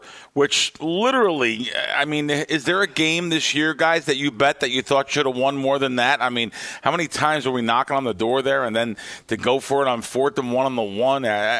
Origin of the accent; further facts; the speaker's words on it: United States; I'm from the East Coast. I can't help it. I grew up in New York or New Jersey.